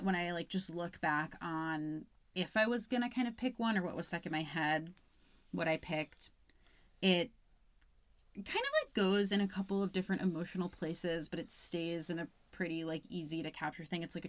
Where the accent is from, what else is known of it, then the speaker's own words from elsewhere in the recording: Albany, New York, United States; moved away; I'm from Albany, New York